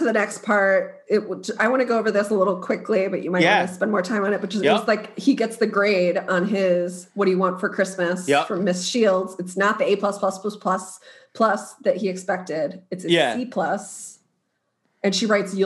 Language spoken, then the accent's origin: English; Maryland, United States; I'm from Maryland.